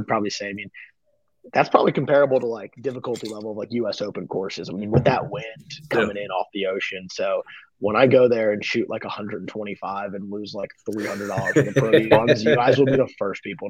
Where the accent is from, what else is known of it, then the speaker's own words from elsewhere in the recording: Greenville, South Carolina, United States; I am from Greenville